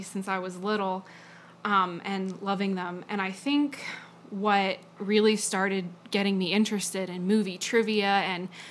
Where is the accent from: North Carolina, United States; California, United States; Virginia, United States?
Virginia, United States; I am from Marietown, Virginia, which is a very tiny town, not really on any map